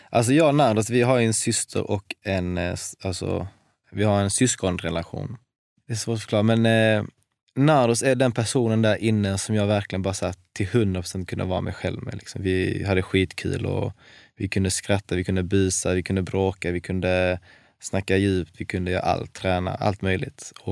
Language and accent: Swedish; Varberg, Halland County, Sweden; Jag är, från Varberg.